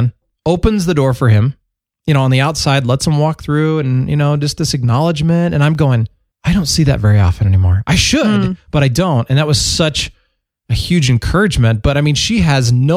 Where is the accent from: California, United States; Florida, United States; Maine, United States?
California, United States; I was born in California